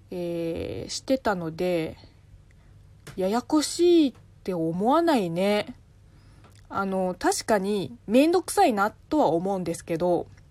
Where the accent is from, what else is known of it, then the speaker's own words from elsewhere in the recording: China; first language Chinese; Japanese is a second language; moved away; 母国語の中国語